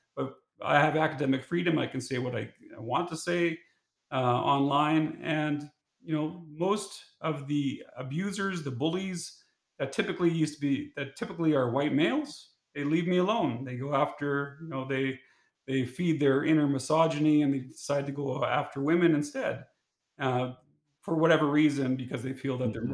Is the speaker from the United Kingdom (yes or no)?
no; Saskatchewan, Canada; growing up in Saskatchewan